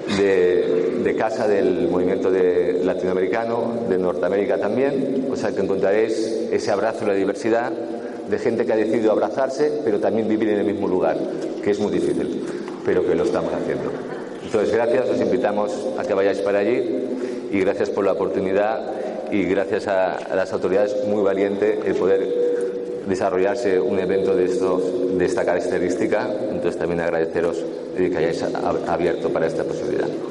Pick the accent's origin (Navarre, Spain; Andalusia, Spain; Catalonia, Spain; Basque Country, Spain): Catalonia, Spain; como soy catalán